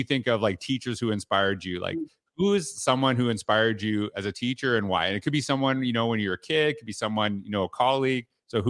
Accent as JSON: {"language": "English", "country": "Canada", "tie": "born or raised there", "said": "So, you know, I grew up in Canada, so teachers didn't wear that."}